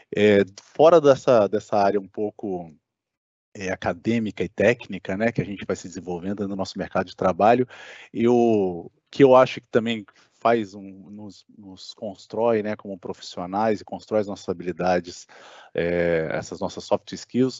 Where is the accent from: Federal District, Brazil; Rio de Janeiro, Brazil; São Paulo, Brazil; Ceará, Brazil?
Federal District, Brazil; Brasília; moved away as an adult; also born or lived in Santa Catarina; eu sou natural de Brasília